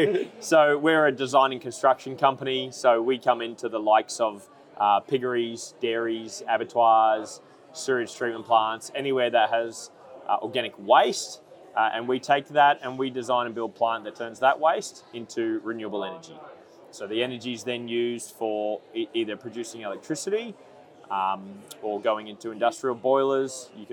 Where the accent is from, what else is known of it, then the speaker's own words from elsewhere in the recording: Australia; now in New Zealand; I'm actually a Kiwi by birth, so I want to say I've been here my whole life, but I haven't.